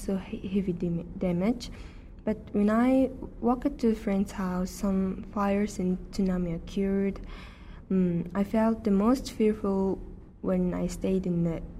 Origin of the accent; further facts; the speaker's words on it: Mongolia; now in Japan; I'm from Mongolia